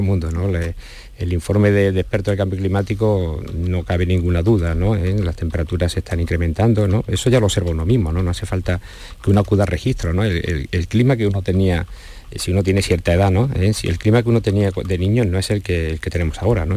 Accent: Andalusia, Spain; yo soy andaluz también

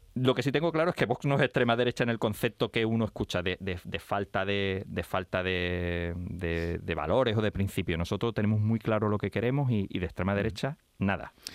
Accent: Cádiz, Andalusia, Spain; por supuesto que soy andaluz y por supuesto que soy gaditano, gaditano, como has dicho, como decimos los de Cádiz

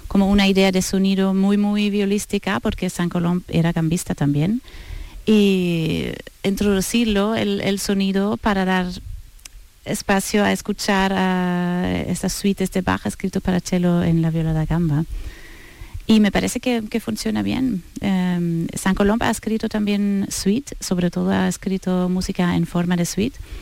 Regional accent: Northern Germany, Germany; Spanish is a second language; now in Seville, Spain; Yo soy del norte de Alemania, cerca de Bremen, de donde vienen los músicos de Bremen

